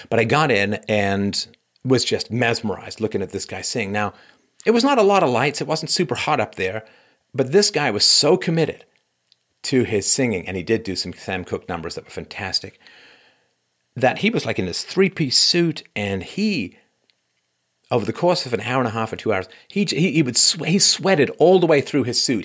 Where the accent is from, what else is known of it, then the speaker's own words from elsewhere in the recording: England, United Kingdom; growing up in England